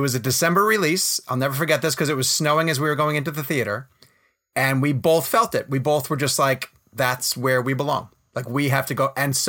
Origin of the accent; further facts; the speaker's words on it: New York, United States; moved away as an adult; also born or lived in Washington, D.C.; now in Charlotte, United States; I'm from New York originally, but I never really felt comfortable in New York as a kid growing up, and Then I went to school in Washington, D.C., and then we moved to North Carolina.